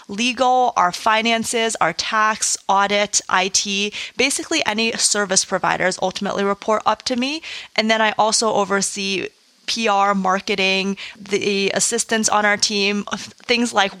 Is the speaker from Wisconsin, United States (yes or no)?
yes; Madison, Wisconsin, United States; I'm originally from Madison, Wisconsin, did a lot of speech and debate in high school